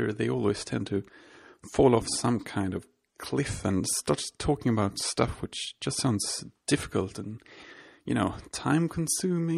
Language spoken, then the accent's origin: English; Sweden; I'm from Sweden